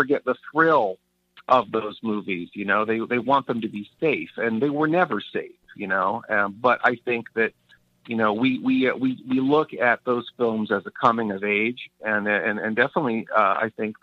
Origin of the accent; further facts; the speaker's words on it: Northern California, United States; when I was a kid growing up in Northern California